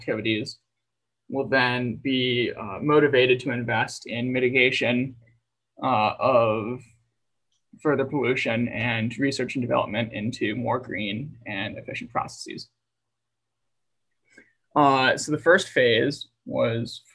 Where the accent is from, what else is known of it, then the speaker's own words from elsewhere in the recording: United States; I'm an American